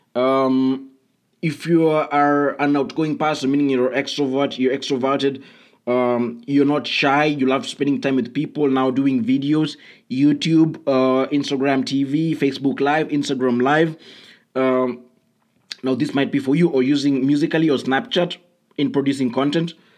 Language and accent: English; Kenya; I come from Kenya